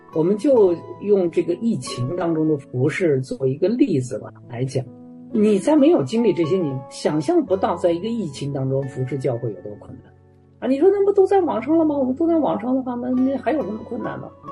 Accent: Canada; moved away as an adult; now in Warsaw, Poland; 我们加拿大人

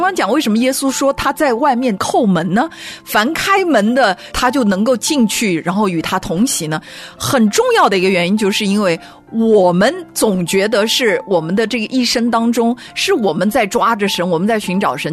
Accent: China; 我们中国人

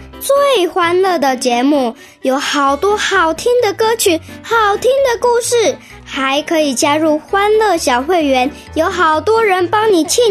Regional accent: Hainan, China; 我来自海南

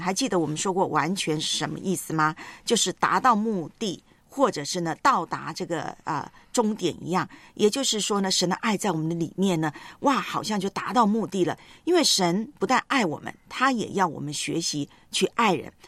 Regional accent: Taiwan

